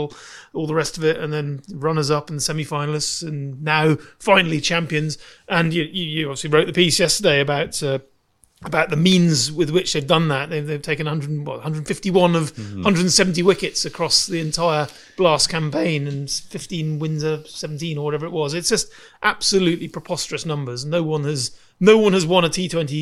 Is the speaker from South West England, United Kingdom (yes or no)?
yes; Dorset, South West England, United Kingdom; I grew up in Dorset